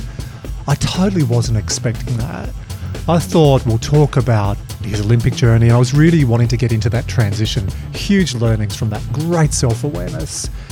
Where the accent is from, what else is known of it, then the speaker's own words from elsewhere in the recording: Dubbo, New South Wales, Australia; growing up in Dubbo